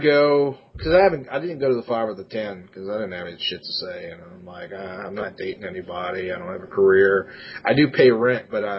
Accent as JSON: {"language": "English", "region": "Louisiana", "country": "United States", "said": "Well, we're from Louisiana."}